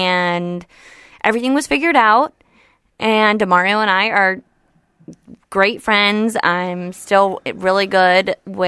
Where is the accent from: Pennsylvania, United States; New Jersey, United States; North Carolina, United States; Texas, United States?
New Jersey, United States; Livingston; New Jersey.